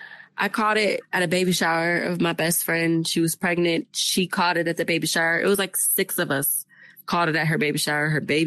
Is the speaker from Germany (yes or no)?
yes; Germany; I'm originally from Germany. I'm an army brat, so I lived there the beginning part of my life.